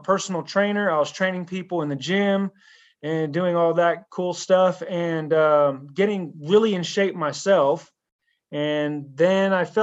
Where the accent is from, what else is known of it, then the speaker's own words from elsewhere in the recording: Pittsburg, California, United States; moved away as an adult; I moved across the country back to my hometown of Pittsburgh, California